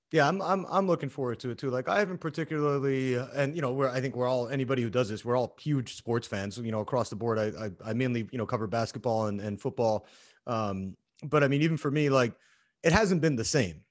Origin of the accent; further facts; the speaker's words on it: Canada; being a Canadian